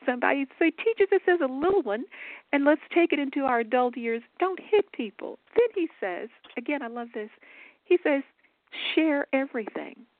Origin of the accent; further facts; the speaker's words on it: Dallas, Texas, United States; moved away as an adult; I grew up in what we call Big D, so in Dallas, Texas